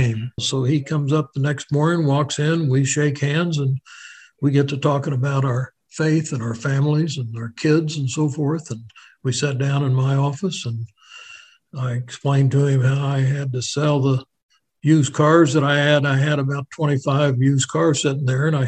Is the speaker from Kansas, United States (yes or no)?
yes; Wichita, Kansas, United States; I grew up right here in Wichita, Kansas, born in Wesley Hospital, and been here